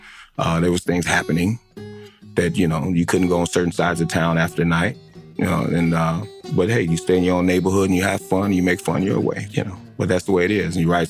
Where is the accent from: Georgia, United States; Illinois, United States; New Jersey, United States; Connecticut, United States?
Illinois, United States; Chicago; Grew up on the south side of Chicago by some famous blues clubs